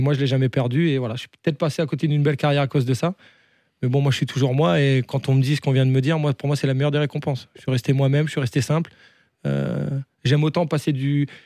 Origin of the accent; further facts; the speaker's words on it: the North, Hauts-de-France, France; moved away; je viens du Nord